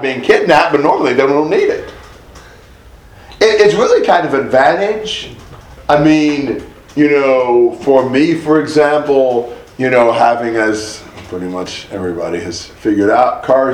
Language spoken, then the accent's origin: English; United States; I'm an American.